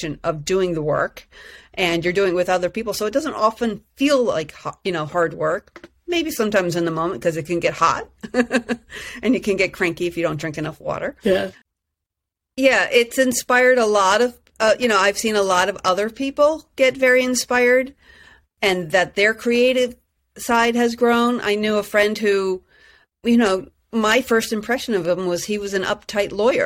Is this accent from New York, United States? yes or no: yes; New York, United States; I was from New York